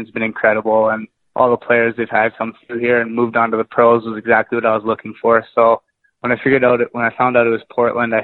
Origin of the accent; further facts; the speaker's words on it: Winnipeg, Manitoba, Canada; I'm from Winnipeg, Manitoba, just kind of in the center of Canada